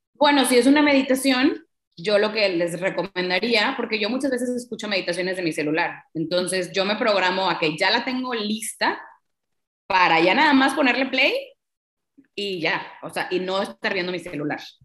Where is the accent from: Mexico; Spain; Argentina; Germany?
Mexico; Tampico, Tamaulipas; Yo soy de Tampico, Tamaulipas